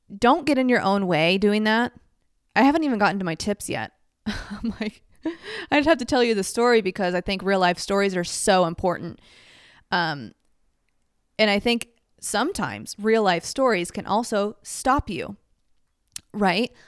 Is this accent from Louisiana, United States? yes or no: no; Dallas, Texas, United States; moved away as an adult; now in Los Angeles, United States; growing up in Dallas